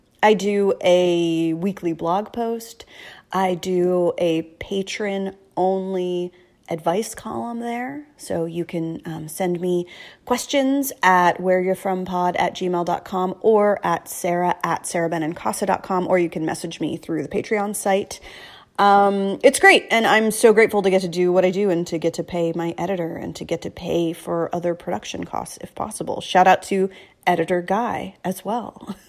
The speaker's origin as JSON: {"language": "English", "region": "New Jersey", "country": "United States", "said": "I am from New Jersey."}